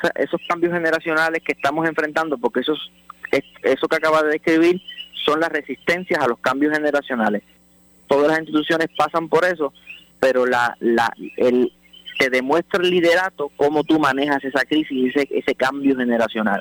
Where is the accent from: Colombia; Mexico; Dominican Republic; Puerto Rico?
Puerto Rico; como puertorriqueños